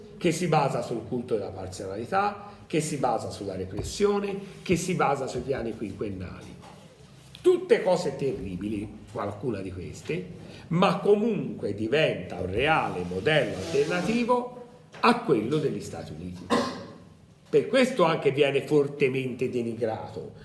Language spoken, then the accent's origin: Italian; Tuscany, Italy; non sono, uh, un abitante di Bergamo, un, nato a Bergamo, però che sono toscano